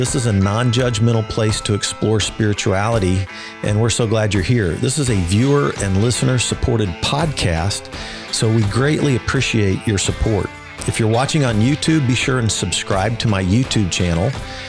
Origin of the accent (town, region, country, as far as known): Wichita, Kansas, United States; born or raised there